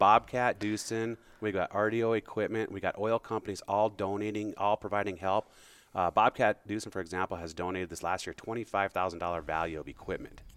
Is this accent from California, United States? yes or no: no; Bismarck, North Dakota, United States; moved away as an adult; also born or lived in Great Falls, Montana / Minneapolis / Fargo, North Dakota / Billings, Montana; I grew up in Bismarck, Mandan area